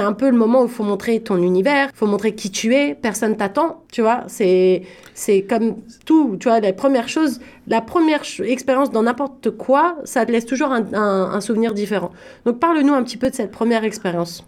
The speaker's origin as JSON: {"language": "French", "town": "Paris", "region": "Île-de-France", "country": "France", "said": "je viens de Paris"}